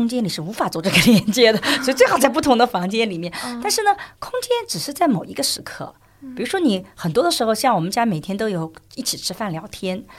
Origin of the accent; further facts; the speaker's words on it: China; 而且我们中国人吃饭的时间要比西方人吃饭时间